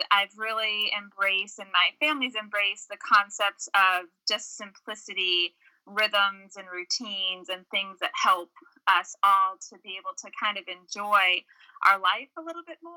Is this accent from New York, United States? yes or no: no; North Shore of Massachusetts, United States; moved away as an adult; now in Winchester, Kentucky, United States; I was born and raised in New England, a small town on the North Shore of Massachusetts, but ended up uh, coming to Kentucky Kentucky for school, fell in love with Kentucky, fell in love with a boy from Kentucky, and have lived in Winchester, Kentucky, which is a small